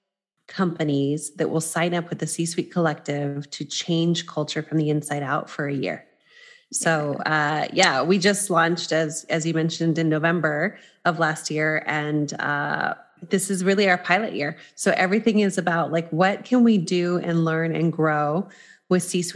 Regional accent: New Mexico, United States; also born or lived in New York; now in Los Angeles, United States; I'm originally from New Mexico, but was in New York with him for 14 years, and we just relocated to Los Angeles

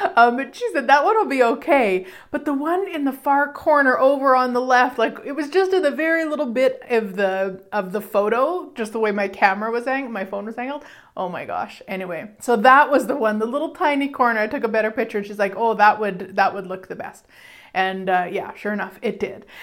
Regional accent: Canada; I'm Canadian

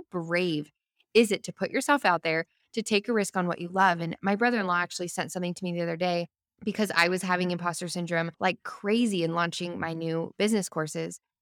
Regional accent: Albuquerque, New Mexico, United States; moved away as an adult; now in Franklin, United States; we lived in our hometown of Albuquerque for thirty years

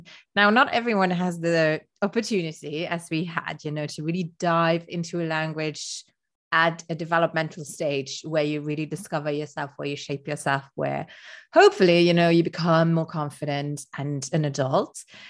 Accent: Luxembourg; first language Luxembourgish; English is a second language; And Luxembourgish, speaking in my mother tongue, it makes me feel very different.

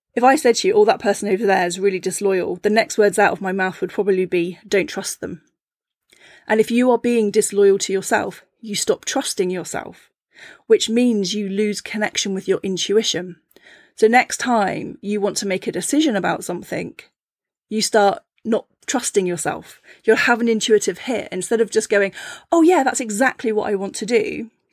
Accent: Cornwall, South West England, United Kingdom; I grew up in Cornwall, and I lived in a seaside town

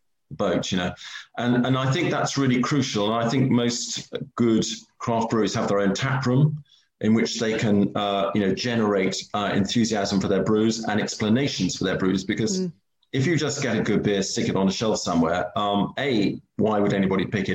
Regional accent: United Kingdom; also born or lived in Switzerland; I am British.

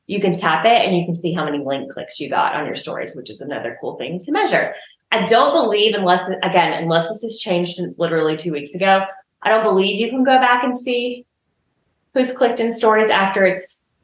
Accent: the South, Southern United States, United States; accent: southern; my southern accent

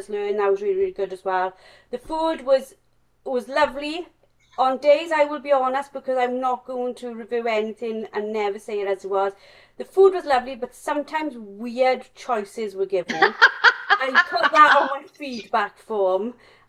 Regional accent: Wales, United Kingdom; accent: strong Welsh; my strong Welsh accent

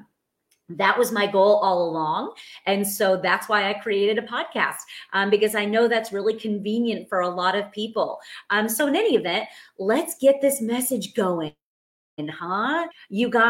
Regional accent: New York, United States; now in Texas, United States; I'm from New York. I now live in Texas.

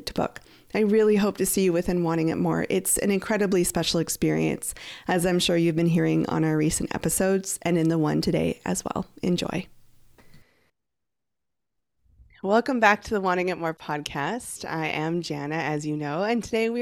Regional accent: Canada; I'm from Canada.

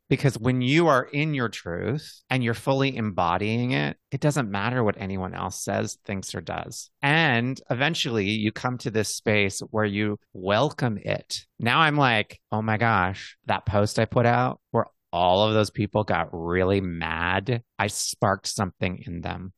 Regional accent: Montana, United States; Having been a gay boy in the Midwest, growing up in Montana

